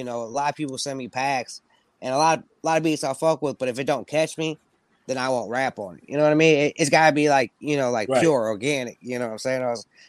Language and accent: English; Midwest, United States; Because, you know, I'm from the Midwest, so, you know, there's the South, there's the East Coast, West Coast. You know, like, to me, you know, Midwest ain't got no coast